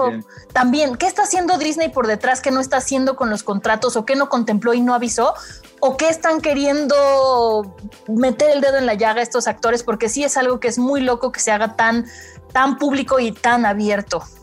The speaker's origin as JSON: {"language": "Spanish", "country": "Mexico", "said": "a nosotros como mexicanos"}